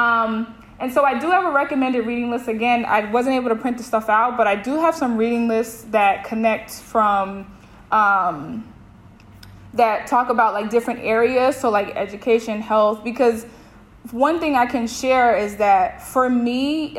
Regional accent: New York, United States; moved away as an adult; now in Maine, United States; I'm like, New York

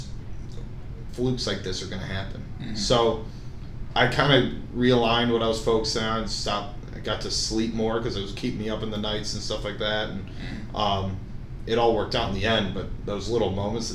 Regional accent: Chicago, Illinois, United States; also born or lived in Iowa; I grew up around Chicago, would like to stay there.

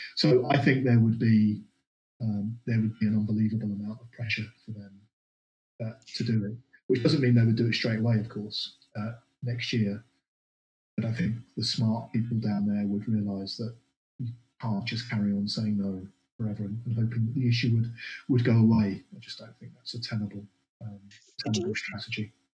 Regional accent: London, United Kingdom; moved away as an adult; now in Scotland, United Kingdom; I arrived as a more fresh-faced Londoner. Still got still got my accent, of course

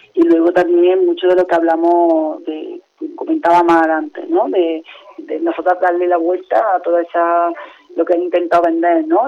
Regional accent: Córdoba, Andalusia, Spain; now in Seville, Spain; yo vivo en Sevilla, pero soy de Córdoba

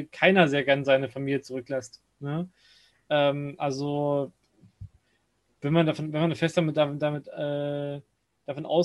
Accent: Chemnitz, Saxony, Germany; ich selber bin ja, äh, bin ja, bin ja Sachse, ähm, also Chemnitz da genau genommen

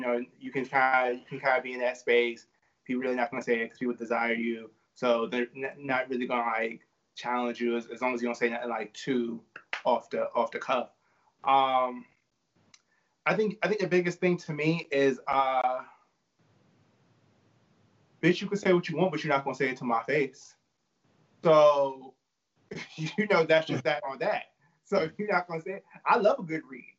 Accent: New York City, New York, United States; I'm from Brooklyn

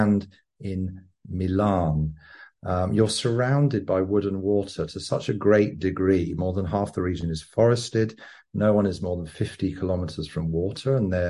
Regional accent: England, United Kingdom; moved away; also born or lived in London / Sydney / Copenhagen / Stockholm; I'm an Englishman who once was an enthusiastic corporate capitalist working in advertising and branding agencies in London, Sydney, Copenhagen and Stockholm

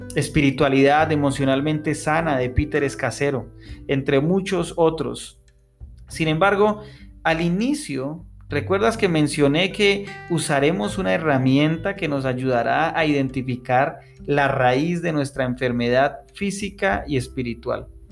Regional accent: Tunja, Boyacá, Colombia; en Tunja, mi ciudad natal

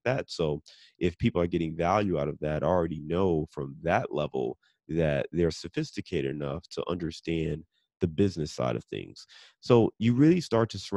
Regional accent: Cleveland, Ohio, United States; I'm born and raised in Cleveland

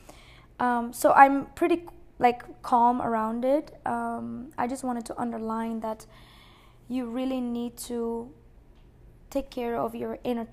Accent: Aruba; moved away; I grew up in Aruba

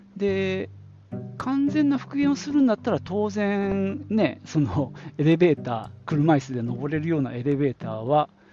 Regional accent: Nagoya, Aichi, Japan; 名古屋城、まあ、僕の地元でもある地元というかまあ実家がある

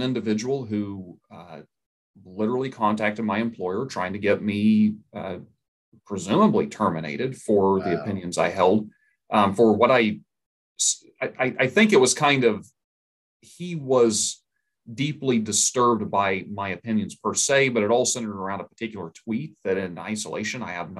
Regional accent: Oklahoma, United States; I'm from Oklahoma. It's a very red state

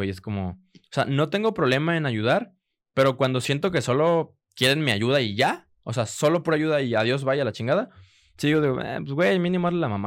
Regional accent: Guadalajara, Jalisco, Mexico; accent: mix of regio, chilango and tapatío; en el tema de acentos sí soy una mezcla entre regio, entre chilango y y pues tapatío, que según yo no tenemos acento, pero la gente dice que sí tenemos acento.

